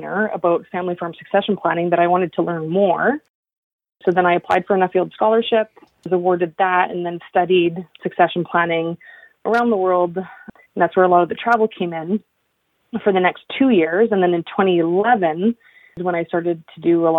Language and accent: English; northern Alberta, Canada; now in Yukon, Canada; where I grew up in northern Alberta